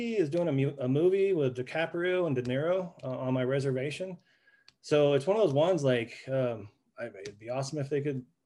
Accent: Santa Fe, New Mexico, United States; moved away as an adult; also born or lived in Oklahoma / Amsterdam, Netherlands / Iceland; I was born in Santa Fe, New Mexico

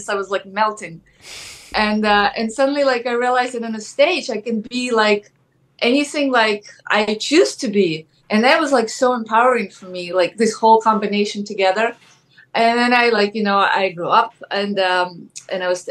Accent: Ukraine; English is a second language; moved away as an adult; now in United States; I'm originally from Ukraine. And yeah, and I came to America.

